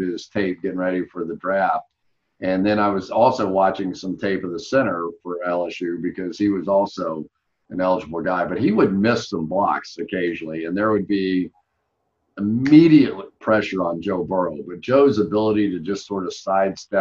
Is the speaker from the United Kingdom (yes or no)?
yes; United Kingdom; I'm just a British fan kind of guy.